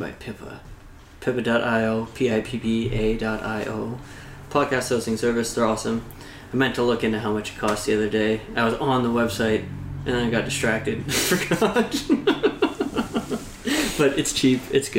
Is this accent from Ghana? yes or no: no; Canada; we're Canadian.